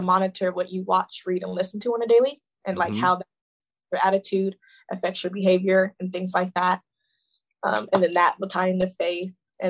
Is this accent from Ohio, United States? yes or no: yes; Lima, Ohio, United States; now in Youngstown, United States; my hometown is called Lima, Ohio, but it's in between Dayton and Toledo